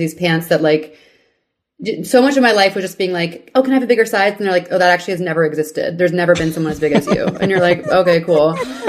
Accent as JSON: {"language": "English", "town": "Houston", "region": "Texas", "country": "United States", "tie": "born or raised there", "moved": "yes", "said": "I'm from Houston."}